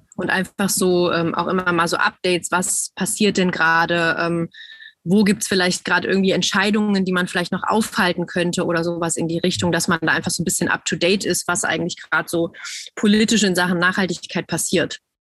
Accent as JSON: {"language": "German", "country": "Germany", "said": "bei uns in Deutschland"}